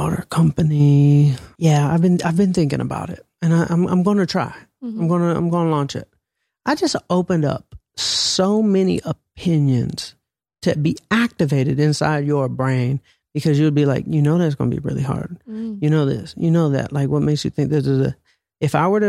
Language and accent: English; Atlanta, Georgia, United States; I'm from Atlanta